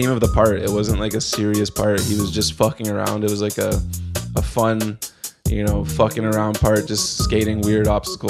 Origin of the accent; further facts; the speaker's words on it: Whitby, Ontario, Canada; So I'm around the same age as you guys, maybe a year or two older, and I'm a skater from Whitby, Ontario.